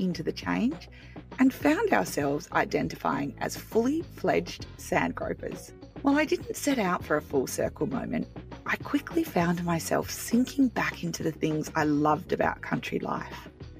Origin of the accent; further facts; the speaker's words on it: Great Southern, Western Australia, Australia; moved away; also born or lived in Sydney, Australia; I was back in the old Great Southern stomping ground.